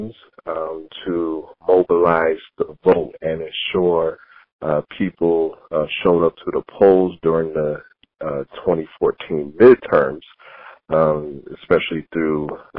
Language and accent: English; Knoxville, Tennessee, United States; moved away as an adult; also born or lived in Philadelphia / Washington, D.C.; I grew up in Mount Zion Baptist Church in Knoxville, Tennessee